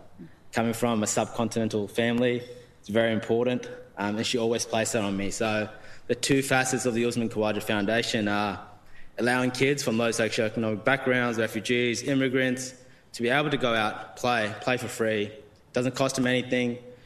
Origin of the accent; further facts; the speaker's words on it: Australia; English is a second language; I came to Australia when I was 4 years old. English is my second language. I didn't speak a word of English.